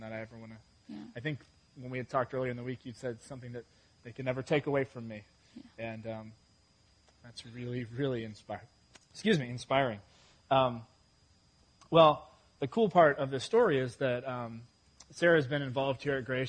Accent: England, United Kingdom; now in United States; I was born in England

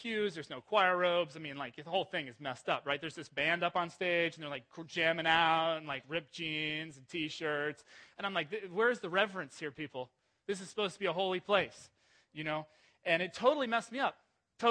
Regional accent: Ohio, United States; I grew up mostly in Ohio

